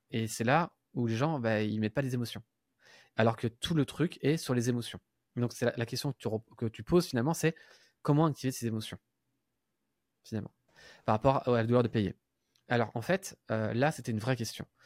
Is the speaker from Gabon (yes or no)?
no; Paris, Île-de-France, France; je suis pas belge, hein, parce que à chaque fois que je parle de la Belgique, je, je suis belge, je suis parisien.